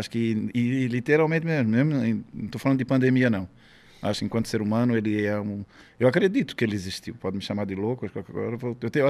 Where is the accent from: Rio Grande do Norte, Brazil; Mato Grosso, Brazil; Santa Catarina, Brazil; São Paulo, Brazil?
Santa Catarina, Brazil; Florianópolis; Florianópolis, no bairro chamado Saco Grande, hoje é João Paulo.